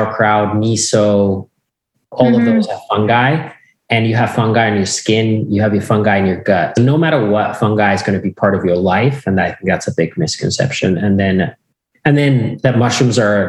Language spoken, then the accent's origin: English; Finland; I grew up in Finland and on a farm that has been with us from since 1619 at least